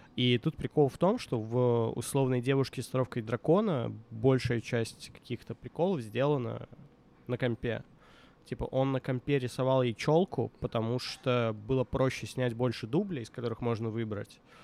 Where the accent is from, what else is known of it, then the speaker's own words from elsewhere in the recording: Minsk, Belarus; moved away; also born or lived in Moscow; я вот рос в Минске на квартире на проспекте